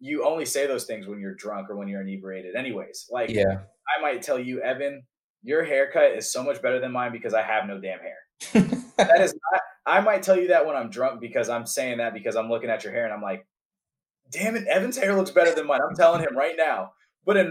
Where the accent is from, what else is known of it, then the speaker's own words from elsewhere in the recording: Atlanta, Georgia, United States; moved away; I'm from Atlanta